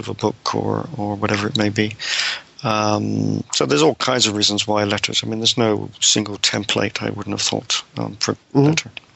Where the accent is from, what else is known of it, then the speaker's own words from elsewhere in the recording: Devon, South West England, United Kingdom; moved away as an adult; also born or lived in United States; now in Cambridge, United Kingdom; I'm a British scholar, uh, born in. Um long time ago, 1948, um, in Devon in, in, the West Country